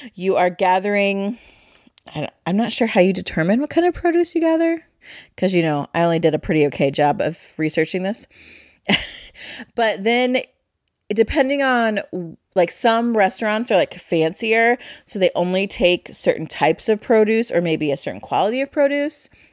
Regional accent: Ohio, United States; we're from Ohio

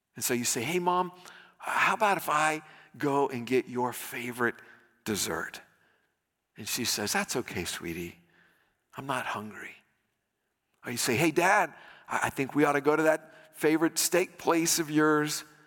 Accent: United States; I'm an American

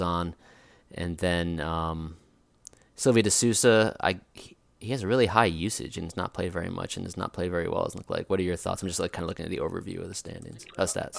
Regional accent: Providence, Rhode Island, United States; my hometown team, Providence

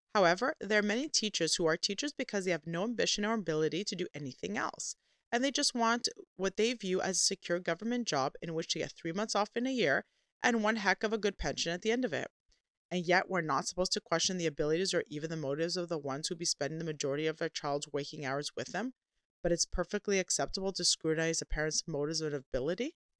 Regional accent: Canada; a Canadian Christian Orthodox homeschooling mother that also works

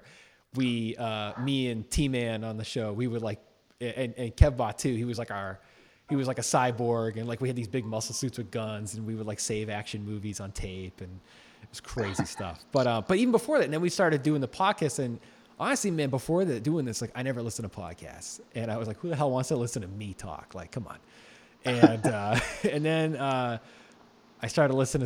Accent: Massachusetts, United States; I'm from Massachusetts.

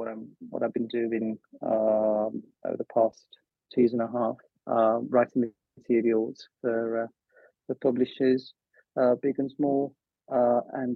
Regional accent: Italy; moved away as an adult; now in Madrid, Spain; I was born in Italy, where I started teaching English in 2009

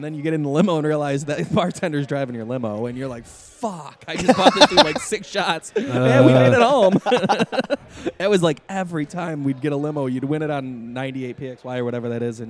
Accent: Warsaw, New York, United States; moved away as an adult; now in Buffalo, United States; I grew up in Warsaw, so like when I moved up here, I was 19.

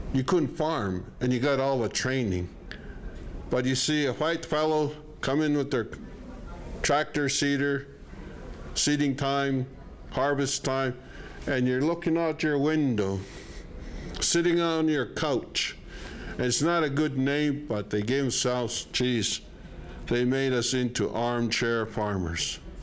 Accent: Canada; I'm from Canada.

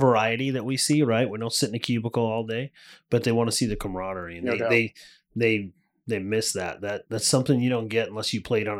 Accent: New England, United States; moved away; also born or lived in Southeast United States / California; I grew up in New England.

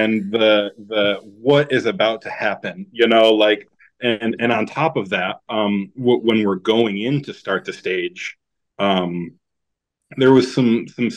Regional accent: United States

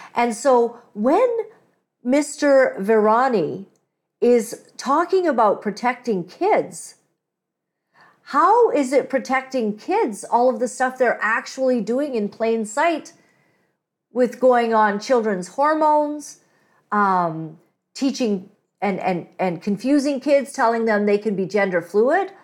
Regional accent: Kampala, Central Region, Uganda; now in Canada; I'm not Indian, but I was born in Kampala

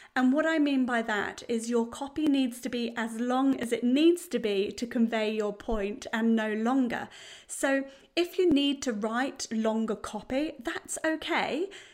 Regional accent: United Kingdom; now in New Zealand; being British

